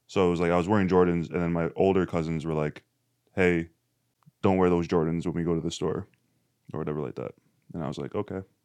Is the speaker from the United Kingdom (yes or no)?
no; Canada; I'm Canadian